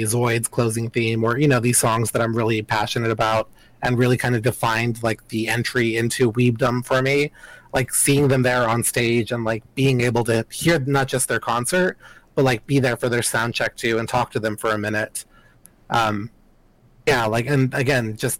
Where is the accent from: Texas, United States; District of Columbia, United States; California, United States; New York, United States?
Texas, United States; El Paso; growing up in El Paso